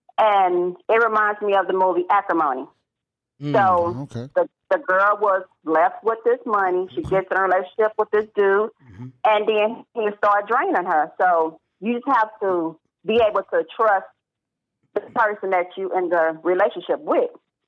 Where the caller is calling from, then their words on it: Austin, Texas, United States; You're speaking to … from Austin, Texas.